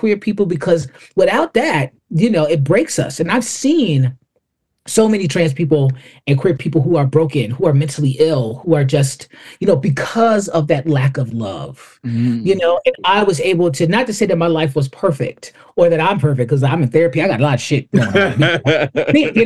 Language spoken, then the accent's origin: English; Buffalo, New York, United States; We're from Buffalo, New York, and anybody knows about Buffalo, the Rust Belt